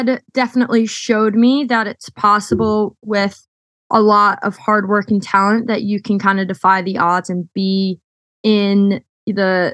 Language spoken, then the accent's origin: English; Westport, Connecticut, United States; now in New York City, United States; living and growing up in Westport was really wonderful